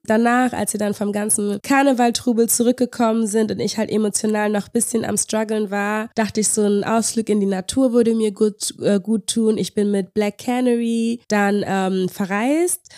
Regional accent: Berlin, Germany; ich bin mitten in der Stadt groß geworden.

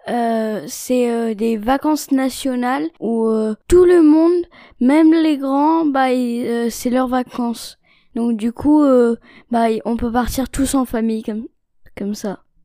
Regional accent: China; je suis née en Chine et j'ai 9 ans

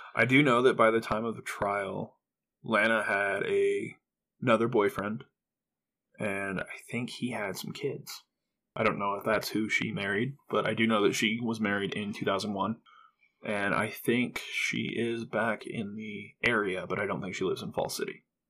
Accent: Nebraska, United States; this was my hometown

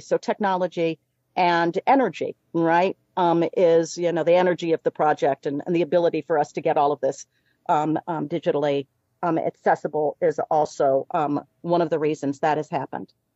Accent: Chicago, Illinois, United States; we're both from Chicago

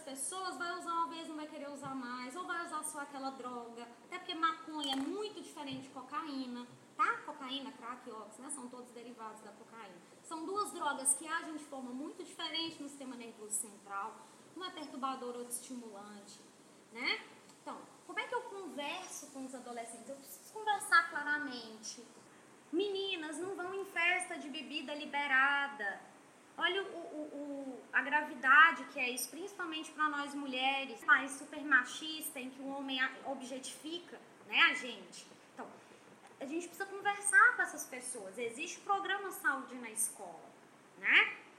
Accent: interior of Minas Gerais, Brazil; now in Manaus, Brazil; eu sou do interior de Minas

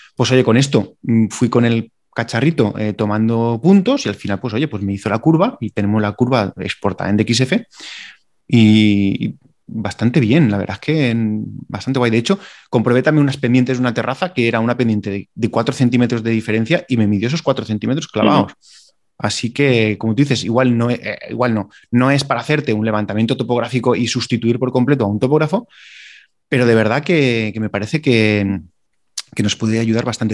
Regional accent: Valencian Community, Spain; somos de Valencia

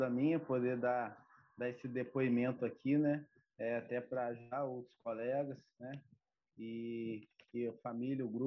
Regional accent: Campos dos Goytacazes, Rio de Janeiro, Brazil; tenho 32 anos, né? Sou de Campo dos Goitacazes

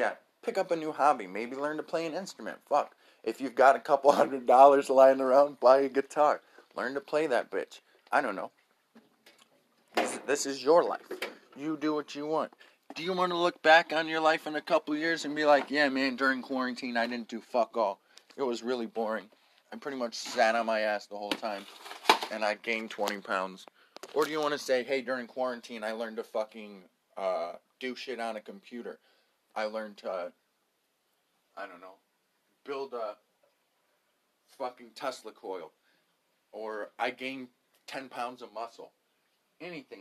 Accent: United States; I'm an American

